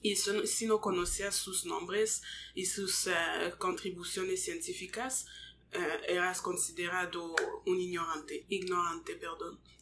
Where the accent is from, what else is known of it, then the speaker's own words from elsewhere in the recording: Montreal, Quebec, Canada; Spanish is a second language; yo nací aquí en Canadá, pero mis padres son congoleños, así somos, yo soy también congoleña